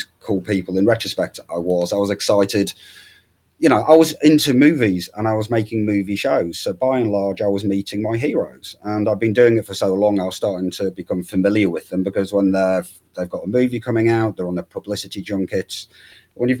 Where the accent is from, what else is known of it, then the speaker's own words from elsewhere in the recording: Hull, Yorkshire and the Humber, United Kingdom; I'm from Hull. There's not a whole lot of media activity going on.